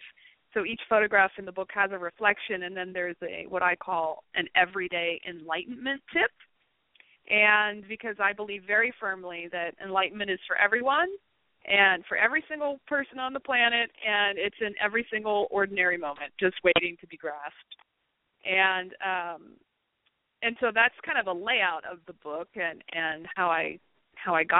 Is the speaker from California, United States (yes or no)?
no; Pennsylvania, United States; moved away; I grew up in Pennsylvania